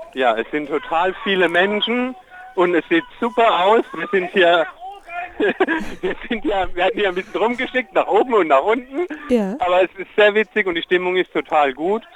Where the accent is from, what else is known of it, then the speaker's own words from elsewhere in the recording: Erfweiler, Rhineland-Palatinate, Germany; ich komme aus Erfweiler, aus dem Dahner Felsenland